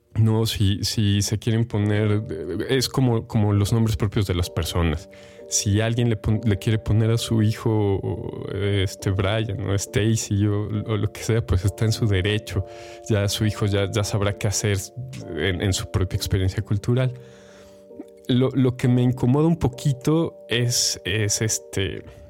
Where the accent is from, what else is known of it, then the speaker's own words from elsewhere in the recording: Mexico; first language Spanish; mexicano que habla español